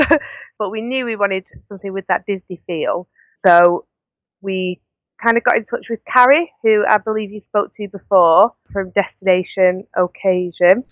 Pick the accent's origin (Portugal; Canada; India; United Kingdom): United Kingdom; Manchester, North West England; I'm from Manchester